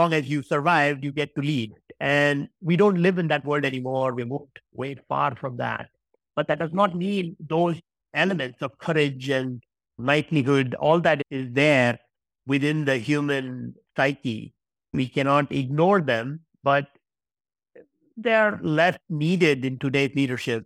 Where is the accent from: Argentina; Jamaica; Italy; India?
India; now in Iceland; I was born in India.